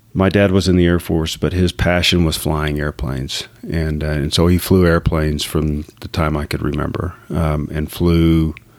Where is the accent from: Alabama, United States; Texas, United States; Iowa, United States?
Texas, United States; Abilene; moved away as an adult; also born or lived in Dallas-Fort Worth area, Texas; now in Dallas-Fort Worth, United States; I grew up in Abilene, Texas